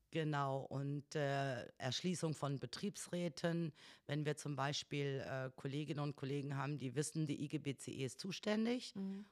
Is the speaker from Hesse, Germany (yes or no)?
yes; North Hesse, Germany; moved away as an adult; also born or lived in Wolfenbüttel / Ibbenbüren; Ich komme aus Nordhessen